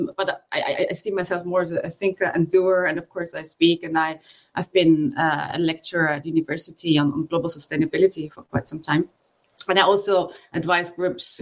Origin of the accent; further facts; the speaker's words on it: Austria; also born or lived in Australia / Bangkok; I'm from Austria